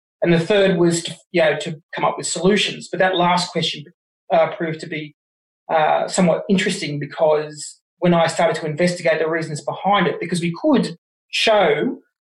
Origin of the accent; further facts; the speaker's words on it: Wollongong, New South Wales, Australia; also born or lived in Jervis Bay; I was born in Wollongong, but I spent most of my time on school holidays hanging down at Jervis Bay